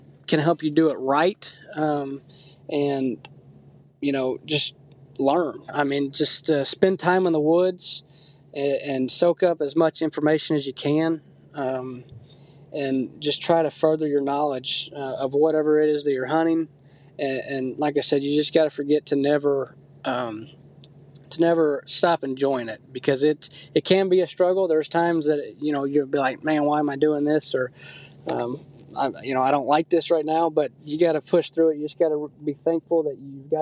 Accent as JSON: {"language": "English", "region": "Texas", "country": "United States", "tie": "born or raised there", "moved": "yes", "said": "I grew up in Texas, and down there it's obviously a lot of rifle hunting"}